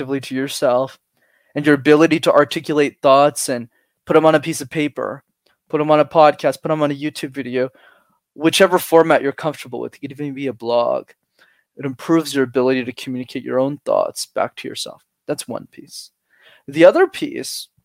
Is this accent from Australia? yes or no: no; Canada; I was born in Canada